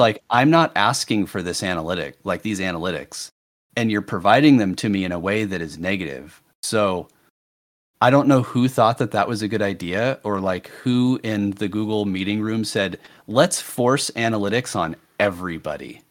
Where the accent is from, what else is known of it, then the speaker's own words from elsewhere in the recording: United States; speaking as an American